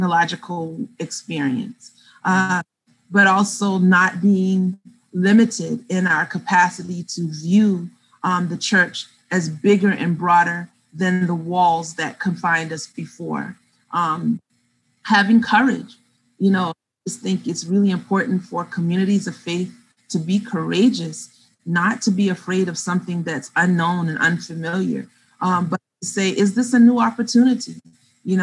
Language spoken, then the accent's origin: English; the South, United States; moved away; I grew up in the South